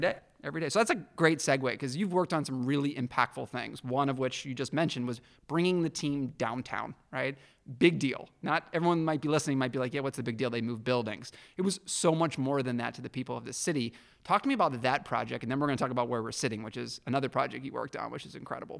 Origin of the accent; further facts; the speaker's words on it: Pittsburgh, Pennsylvania, United States; now in Detroit, United States; my hometown, Pittsburgh